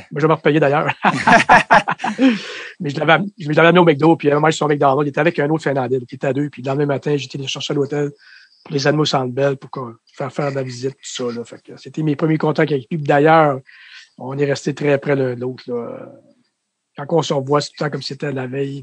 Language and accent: French; Trois-Rivières, Quebec, Canada; also born or lived in Lac-aux-Sables, Quebec / Montreal, Quebec; je viens de, de Trois-Rivières, mais j'ai été presque élevé au Lac-aux-Sables en Mauricie